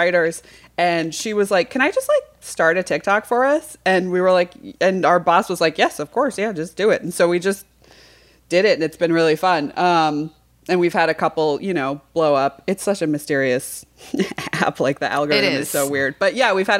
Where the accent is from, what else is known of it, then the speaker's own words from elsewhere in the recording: Western Massachusetts, United States; I grew up in Massachusetts, Western, right before the Berkshires